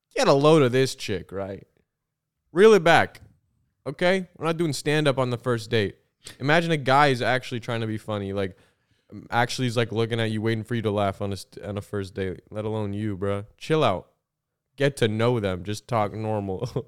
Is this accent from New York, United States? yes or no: no; Illinois, United States; I'm from Illinois